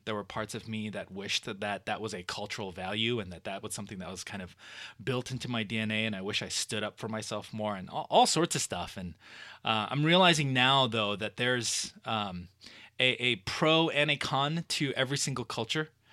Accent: Los Angeles, California, United States; born and raised in Southern California in Los Angeles. um, in the suburbs of L A, in the Valley area

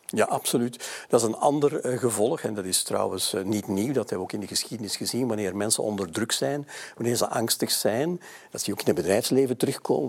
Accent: Mechelen, Flanders, Belgium; mijn geboortestad eh, Mechelen.

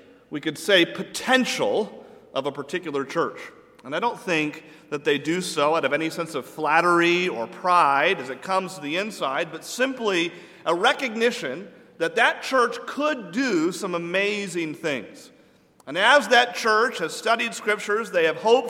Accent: New England, United States; I'm from New England

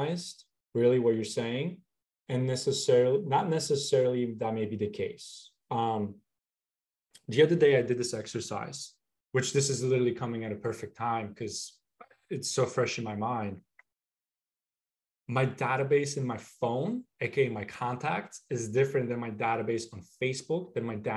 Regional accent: Philadelphia, Pennsylvania, United States; now in Florida, United States; I'm originally from the Northeast area, like the Philly area

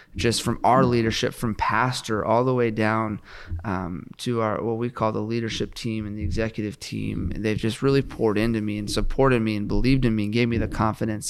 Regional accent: West Coast, United States; now in Oklahoma, United States; I grew up on the West Coast

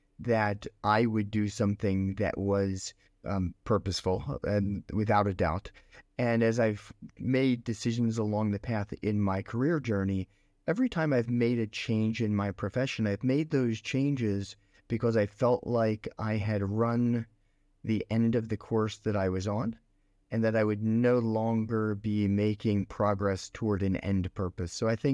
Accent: Philadelphia, Pennsylvania, United States; now in Singapore; I grew up in Pennsylvania, in Philadelphia, Pennsylvania.

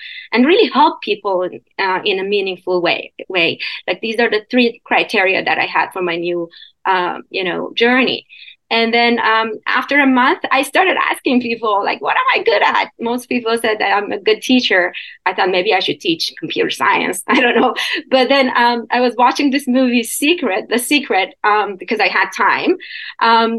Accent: Iran; moved away as an adult; also born or lived in Canada; now in United States; I was born and raised in Iran, in Middle East, and until I was 21. So I went to Canada after that, and then I'm in the U.S

